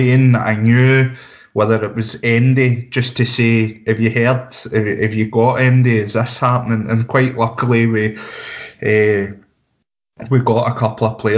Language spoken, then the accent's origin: English; Barrhead, Scotland, United Kingdom; I'm from Barrhead